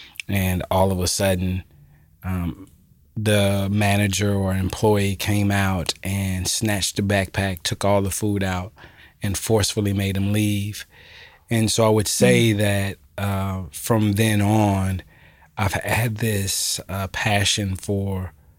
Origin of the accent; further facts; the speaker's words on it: Alpharetta, Georgia, United States; also born or lived in Jackson, Mississippi; I am from Jackson, Mississippi, but I was raised about 30 minutes north of Atlanta called Alpharetta, Georgia.